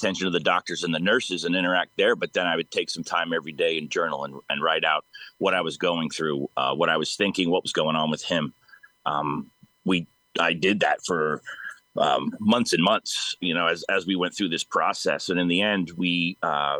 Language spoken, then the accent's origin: English; East Coast, United States; now in Sacramento, United States; I'm from the East Coast originally, so my family is all back there